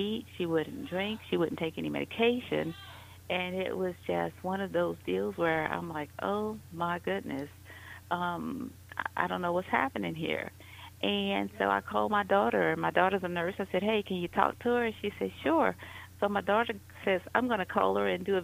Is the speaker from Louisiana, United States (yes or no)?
yes; New Orleans, Louisiana, United States; moved away as an adult; now in Atlanta, United States; I'm originally from New Orleans, and I've been in the Atlanta area for the last 15 years.